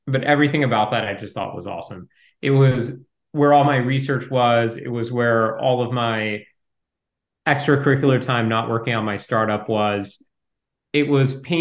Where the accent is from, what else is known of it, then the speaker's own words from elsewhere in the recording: Ohio, United States; I grew up in Ohio